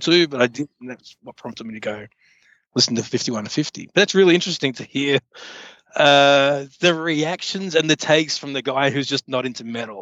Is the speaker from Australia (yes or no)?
yes; Australia; moved away; formerly from Australia